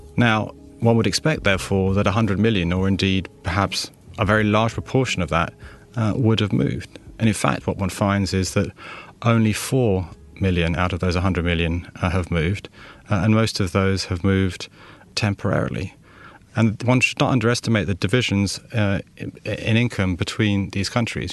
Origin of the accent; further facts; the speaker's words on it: London, United Kingdom; I was born in London. Uh, my father is French, uh, and my mother is Estonian